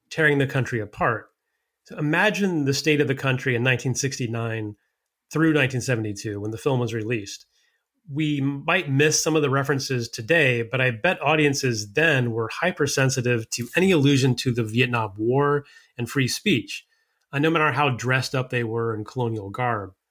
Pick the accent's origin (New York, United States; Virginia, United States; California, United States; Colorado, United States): California, United States; I guess you know, being a Californian